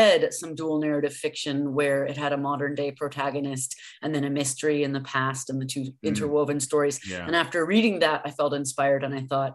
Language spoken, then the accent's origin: English; Berkeley, California, United States; born and raised in Berkeley, California.